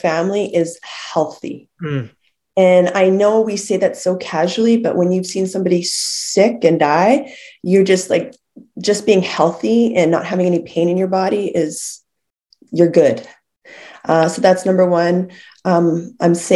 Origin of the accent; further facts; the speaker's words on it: Lethbridge, Alberta, Canada; I was born in Lethbridge.